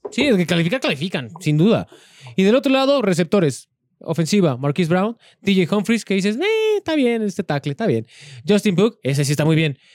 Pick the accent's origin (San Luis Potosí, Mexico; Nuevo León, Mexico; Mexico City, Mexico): Mexico City, Mexico; Los Reyes, Coyoacán; En mi pueblo, que tú eras del mismo pueblo, el de los Reyes